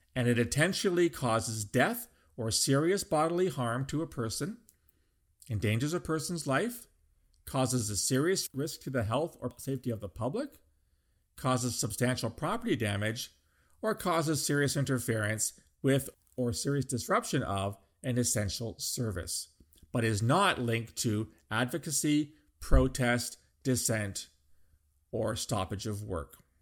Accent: Canada; as a Canadian

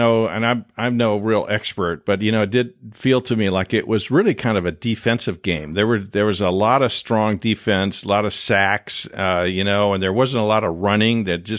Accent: Midwest, United States; moved away; growing up in the Midwest

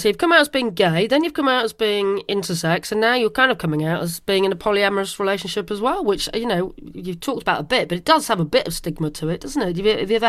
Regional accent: Godalming, South East England, United Kingdom; moved away; my hometown from a long, long time ago of Godalming.

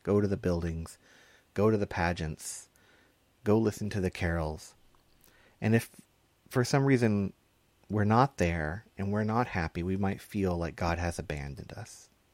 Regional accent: Texas, United States; I grew up in Texas

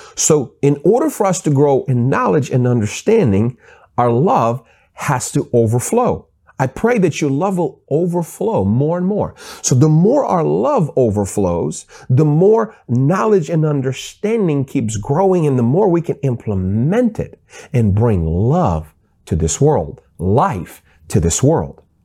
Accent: Seattle, Washington, United States; I grew up in Seattle

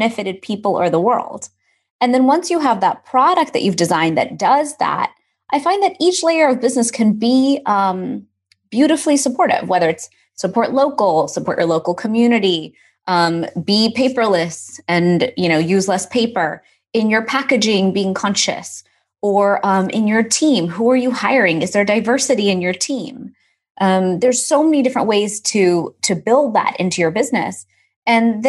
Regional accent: Houston, Texas, United States; growing up in Houston, we had so much cultural activity.

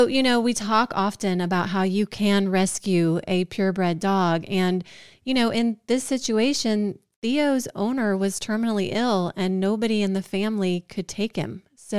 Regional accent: Georgia, United States; we're from Georgia where it's warm

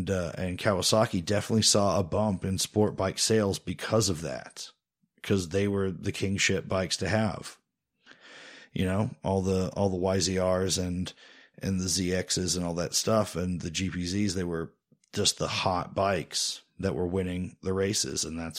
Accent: Indiana, United States; We're from, we're not really from Indiana. We're sort of from Indiana. It's a place that we're from more than we're from other places, I guess the best way to put it.

